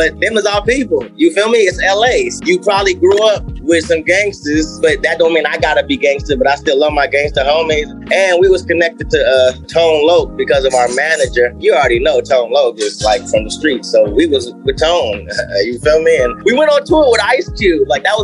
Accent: Compton, California, United States; I was born in Compton, California

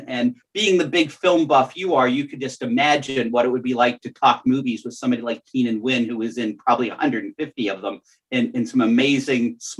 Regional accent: Bethel Park, Pennsylvania, United States; It's from my hometown library in Bethel Park, Pennsylvania.

